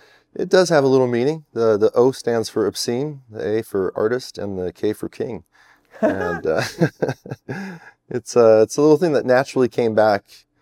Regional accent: California, United States; you know, having grown up in that SoCal lifestyle with all those people, that competitive, who are you, where are you from type of attitude.

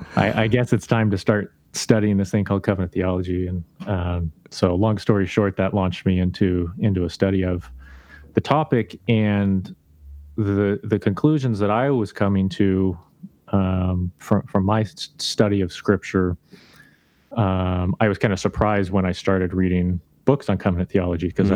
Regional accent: Idaho, United States; I grew up in Idaho

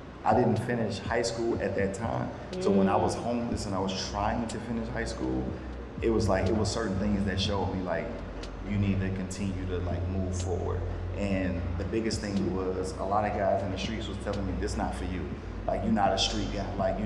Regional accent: Chicago, Illinois, United States; now in Houston, United States; I'm from Chicago, 16th and Comiskey, K-Town, West Side.

